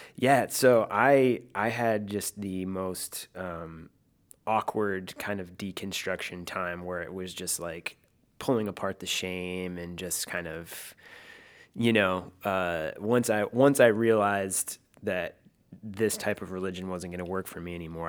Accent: Michigan, United States; I grew up in Michigan, uh, small town

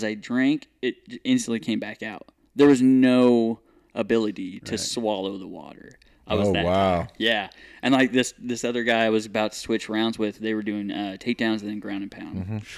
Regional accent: Missouri, United States; Yeah, Northwest Missouri.

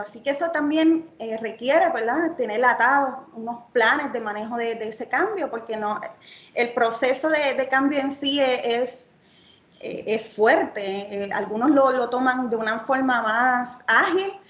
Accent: Yauco, Puerto Rico; vengo de Yauco a Puerto Rico

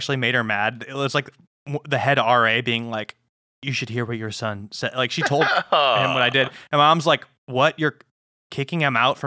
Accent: Illinois, United States; moved away as an adult; also born or lived in Montana; I'm from Illinois. I'm like, oh, there's no hills

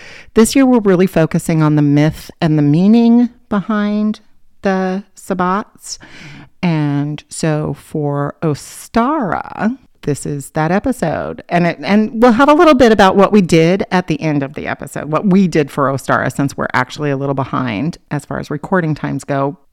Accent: Oregon, United States; when I grew up on the other side of the mountains in Oregon

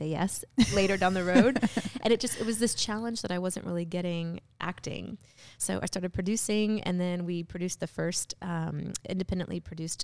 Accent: Tennessee, United States; I'm from the South. I'm from Tennessee.

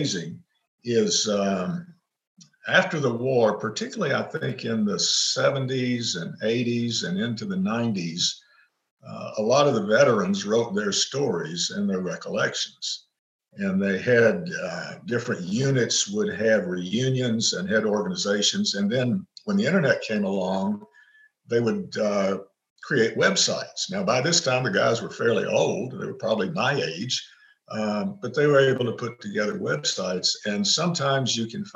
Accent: East Tennessee, United States; also born or lived in Eastern Kentucky; I'm from East Tennessee

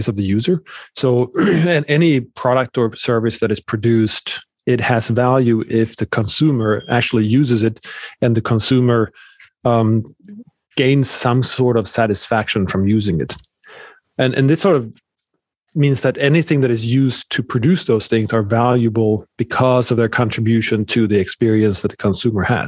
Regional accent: Sweden; moved away as an adult; now in United States; born and raised in Sweden

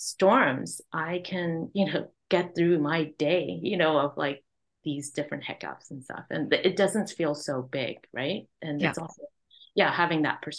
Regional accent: Hong Kong; now in Vancouver, Canada; My parents, immigrant family, we immigrated. I was born in Hong Kong.

